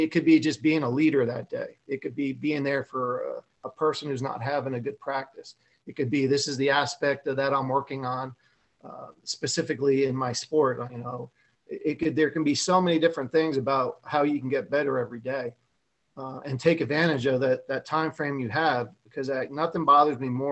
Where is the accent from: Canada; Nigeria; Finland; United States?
United States; Parsippany, New Jersey; I grew up in Parsippany at this little pool called Glacier Hills